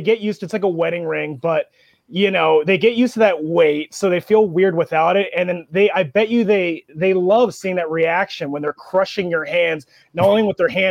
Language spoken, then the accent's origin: English; Erie, Pennsylvania, United States; also born or lived in Marshalltown, Iowa; my real hometown that I really claim is Erie, Pennsylvania